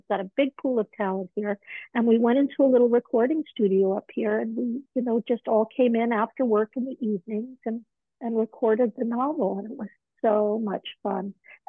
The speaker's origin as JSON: {"language": "English", "region": "New York", "country": "United States", "tie": "born there", "also_born_or_lived": "Malibu", "said": "that was the environment and the atmosphere I was born into in New York."}